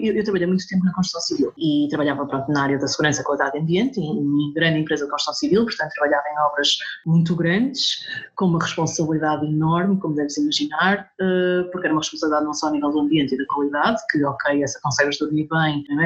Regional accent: Lisbon, Portugal; now in northern Portugal; eu nasci em Lisboa, mas meus pais são, são de cá do Norte

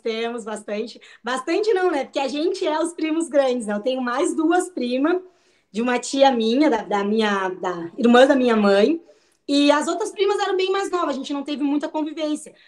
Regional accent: Pelotas, Rio Grande do Sul, Brazil; sou natural de Pelotas

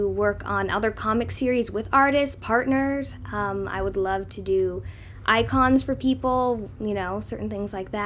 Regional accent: Ashland, Oregon, United States; also born or lived in Tucson, Arizona; I've spent my whole life here.

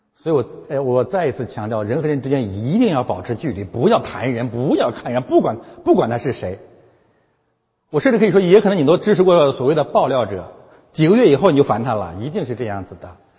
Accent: China; 我们中国人

